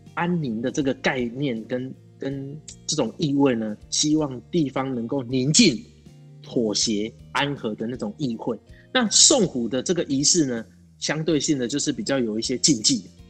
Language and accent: Chinese; Hsinchu, Taiwan; 我是来自新竹的